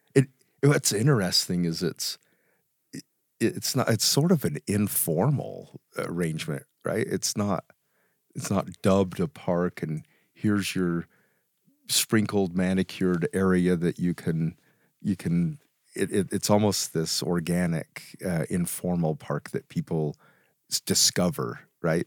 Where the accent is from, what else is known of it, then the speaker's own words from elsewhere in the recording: Vernal, Utah, United States; I grew up in Vernal